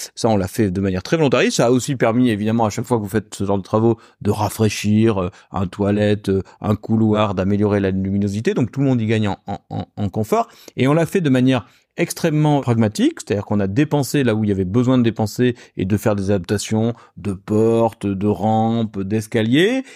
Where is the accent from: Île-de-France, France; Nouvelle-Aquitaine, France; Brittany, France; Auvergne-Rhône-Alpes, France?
Nouvelle-Aquitaine, France; Bordeaux; moved away as an adult; now in Rouen, France; je suis bordelais, je suis venu ici pour travailler